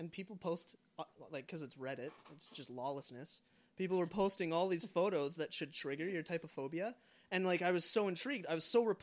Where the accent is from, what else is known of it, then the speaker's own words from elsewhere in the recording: Canada; I'm a Canadian citizen, but I identify, um, I don't know, I guess, as a Jesus follower primarily